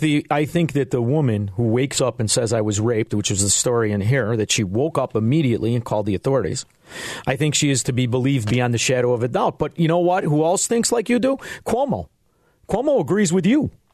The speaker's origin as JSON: {"language": "English", "town": "Melrose Park", "region": "Illinois", "country": "United States", "also_born_or_lived": "Chicago, Illinois", "said": "I'm from Melrose Park"}